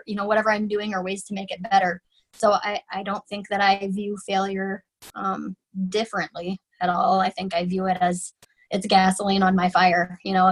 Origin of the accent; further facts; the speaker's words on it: Florida, United States; now in Minnesota, United States; I grew up in Florida, which is a very different, I mean, you know, it's like the Tiger King group of people.